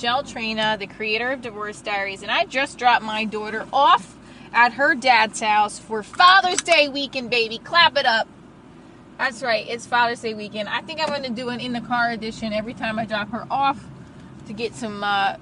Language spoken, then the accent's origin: English; New Jersey, United States; I grew up in North Jersey. I still live in North Jersey.